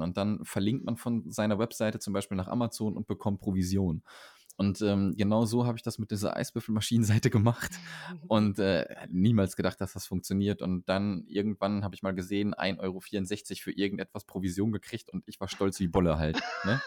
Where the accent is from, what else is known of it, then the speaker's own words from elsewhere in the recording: Arnsberg, North Rhine-Westphalia, Germany; moved away; Ich weiß nicht, kennst du Arnsberg?